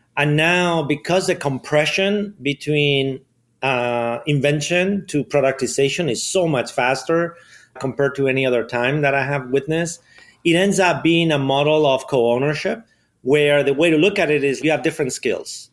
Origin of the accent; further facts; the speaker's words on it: Madrid, Community of Madrid, Spain; English is a second language; moved away; I grew up in Spain, in Madrid.